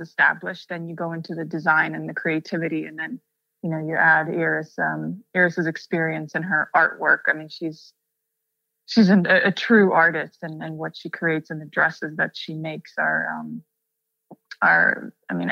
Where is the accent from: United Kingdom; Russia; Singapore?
Russia; coming from a place where I grew up in Russia and there weren't that many options